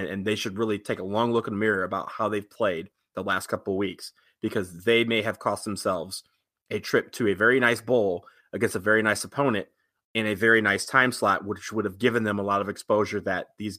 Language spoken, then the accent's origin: English; Detroit, Michigan, United States; I'm from Detroit.